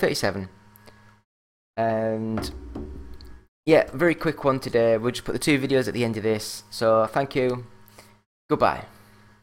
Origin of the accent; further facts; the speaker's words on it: England, United Kingdom; I'm English